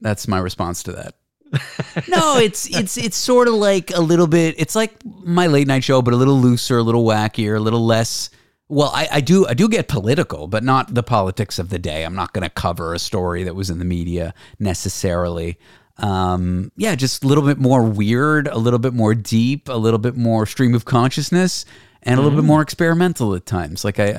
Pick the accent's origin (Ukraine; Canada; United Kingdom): Canada; accent: Canadian; now in United States; That's like my Canadian accent in the US now that I've been here 10 years. People can't quite place it.